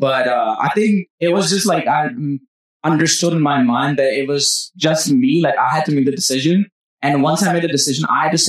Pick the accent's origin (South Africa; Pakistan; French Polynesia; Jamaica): Pakistan; moved away; I've been through all this and you know, I came from Pakistan, like, you know, it was like all legend.